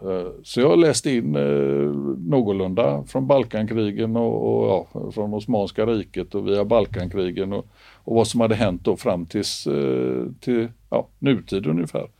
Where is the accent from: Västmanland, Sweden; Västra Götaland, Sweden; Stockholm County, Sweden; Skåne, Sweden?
Västra Götaland, Sweden; Gothenburg; jag är uppväxt i Göteborg